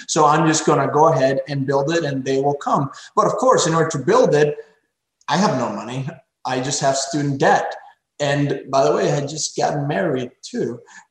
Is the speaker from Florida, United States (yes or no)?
yes; Pembroke Pines, Florida, United States; there was an abandoned Circuit City in this corner of my hometown, Pembroke Pines, Florida, in Broward County.